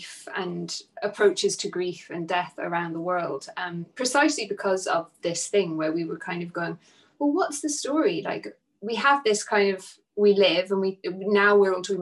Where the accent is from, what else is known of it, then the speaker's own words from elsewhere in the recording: Nepal; moved away; When I grew up in Nepal, it was a way of life.